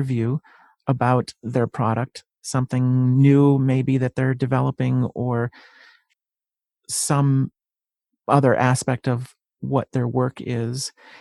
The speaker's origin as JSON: {"language": "English", "town": "Bristol", "region": "Connecticut", "country": "United States", "tie": "born or raised there", "also_born_or_lived": "Manchester, Connecticut", "said": "I grew up in Bristol, Connecticut. I'm not very far from Hartford either, but I'm in Manchester."}